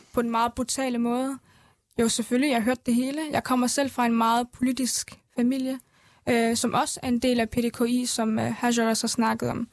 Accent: Erbil, Kurdistan Region, Iraq; now in Denmark; Jeg er født i Erbil, Havlet, i øh, Irak-Kurdistan

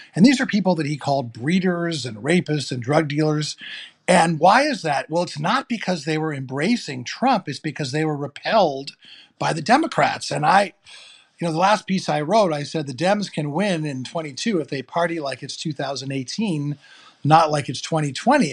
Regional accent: New York City, New York, United States; I grew up in New York City

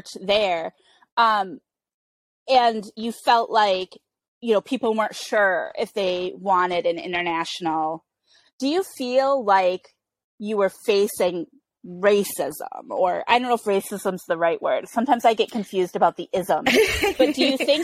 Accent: United States; the way I was raised, being raised American and going to public school

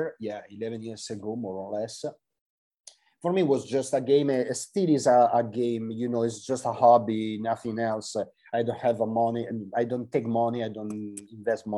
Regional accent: Italy; I'm here from Italy and I'm, I don't know, in the opposite side of the world

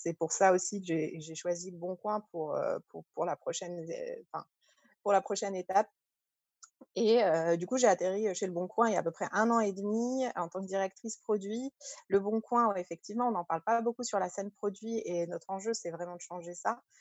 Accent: Paris suburbs, Île-de-France, France; also born or lived in Algeria; je suis née en Algérie, j'ai grandi en France, en banlieue parisienne.

